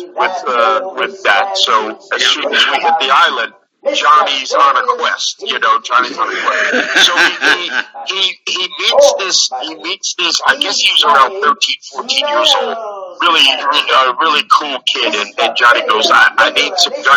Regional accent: New Jersey, United States; I grew up in New Jersey. Was raised in New Jersey

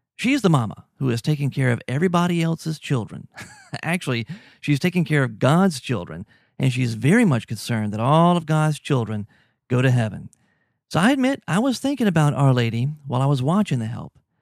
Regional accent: Louisiana, United States; also born or lived in Mexico; I'm from Louisiana.

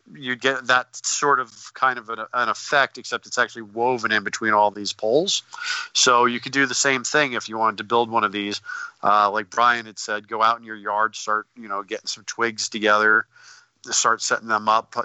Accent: Northeast, United States; I'm from the Northeast.

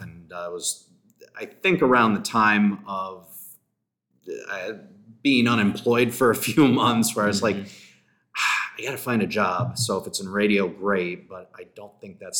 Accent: Bourbonnais, Illinois, United States; also born or lived in Champaign, Illinois; I grew up originally in Bourbonnais, Illinois, about an hour south of Chicago, and then moved to Champaign

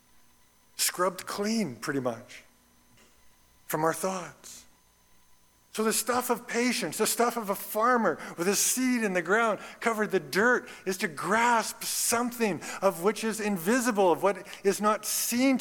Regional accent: Red Deer, Alberta, Canada; I grew up in Red Deer, Alberta

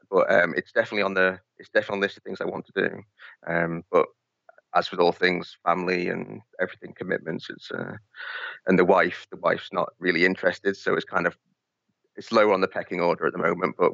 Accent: Isle of Man; accent: mixed; now in Gosport, United Kingdom; at the moment, I uh, I live down in a place called Gosport, next to Portsmouth, uh, but I'm originally from the Isle of Man so I've got a bit of a mixed accent.

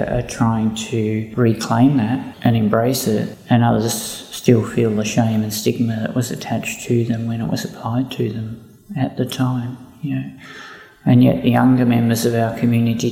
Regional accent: Ballarat, Victoria, Australia; I grew up in Ballarat. I went to school in Ballarat

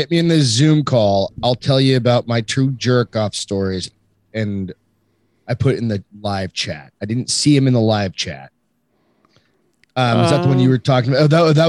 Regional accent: New Hampshire, United States; and trust me, I come from New Hampshire, bro.

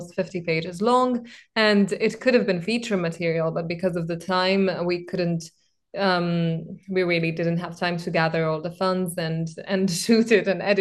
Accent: Belgrade, Serbia; Serbia and Belgrade, where I'm from

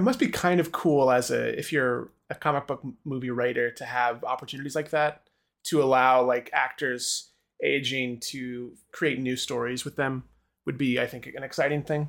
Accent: Tulsa, Oklahoma, United States; I'm from Tulsa, Oklahoma, where the opening of Watchmen takes place

